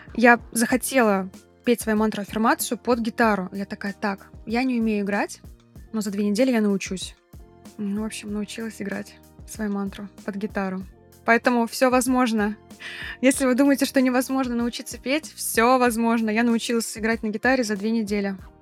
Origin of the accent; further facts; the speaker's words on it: Kazan, Tatarstan, Russia; also born or lived in Bali; у себя на родине в Казани